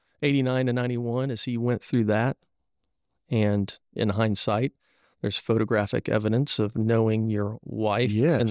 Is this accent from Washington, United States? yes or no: no; Normal, Illinois, United States; I was born in Normal, Illinois. There is an actual city called Normal.